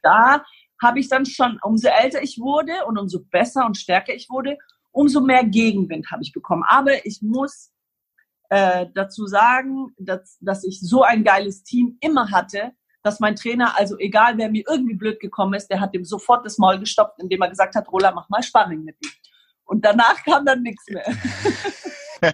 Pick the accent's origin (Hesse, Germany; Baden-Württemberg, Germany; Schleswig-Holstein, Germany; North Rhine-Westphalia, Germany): Baden-Württemberg, Germany; Ulm; born or raised there; also born or lived in Lebanon; now in Greece